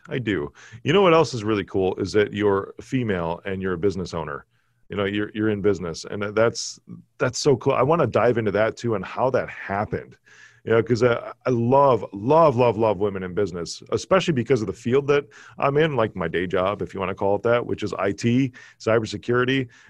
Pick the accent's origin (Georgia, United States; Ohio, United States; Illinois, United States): Illinois, United States; Chicago; Most people cannot tell that I'm from Chicago.